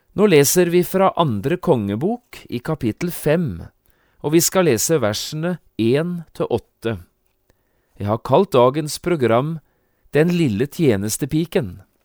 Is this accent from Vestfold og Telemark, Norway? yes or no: yes; Notodden, Vestfold og Telemark, Norway; da jeg vokste opp hjemme på Notodden